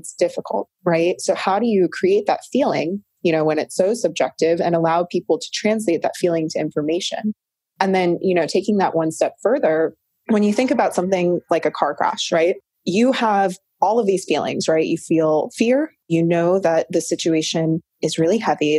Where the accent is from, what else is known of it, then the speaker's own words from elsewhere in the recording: North Carolina, United States; now in California, United States; I was born in North Carolina. I'm a biracial female. And what I recognized growing up in the South